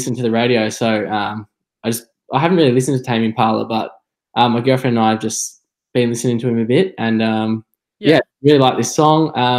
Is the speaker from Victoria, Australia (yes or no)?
yes; Geelong, Victoria, Australia; moved away as an adult; now in Sydney, Australia; I'm from Geelong, down in Victoria